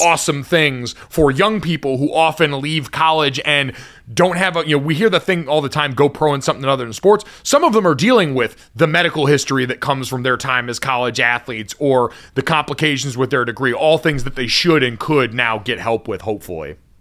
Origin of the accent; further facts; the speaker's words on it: Arizona, United States; as a kid growing up in Arizona